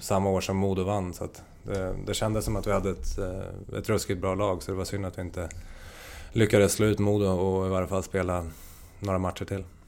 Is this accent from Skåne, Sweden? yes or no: no; Hallsberg, Örebro County, Sweden; jag är uppvuxen i Hallsberg